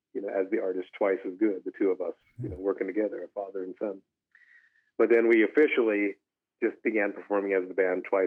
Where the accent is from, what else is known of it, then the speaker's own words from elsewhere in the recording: Elem Indian Colony, Sulphur Bank Rancheria, Lake County, California, United States; moved away as an adult; now in Santa Rosa, United States; I'm from the Ilem Indian Colony of Pomo Indians of the Sulphur Bank Rancheria in Lake County, California, Northern California. About 2.5 hours above San Francisco, up in the mountains, on a beautiful natural lake. I grew up on the reservation.